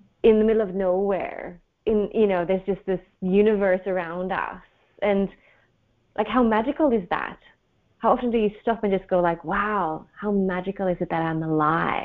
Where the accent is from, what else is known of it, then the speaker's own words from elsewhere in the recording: Sweden; moved away as an adult; also born or lived in Australia; I come from Sweden. I'm back in Sweden. I've lived abroad for many, many years, mostly in Australia